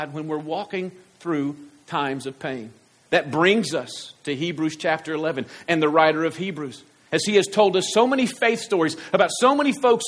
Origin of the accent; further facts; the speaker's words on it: United States; I'm American